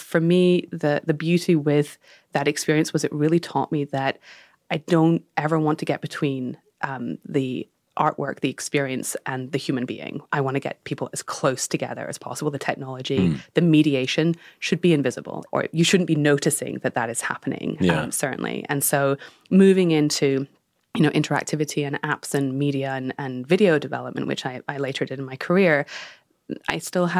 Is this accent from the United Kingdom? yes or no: yes; United Kingdom; So I grew up in the Danish Cultural Institute. My father was running that in the UK, and the mission there was to bring Danish culture to the UK.